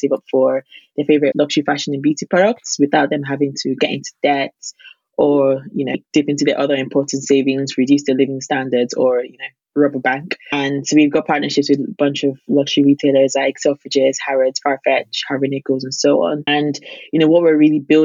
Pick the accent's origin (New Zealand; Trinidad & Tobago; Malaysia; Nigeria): Nigeria; as a Nigerian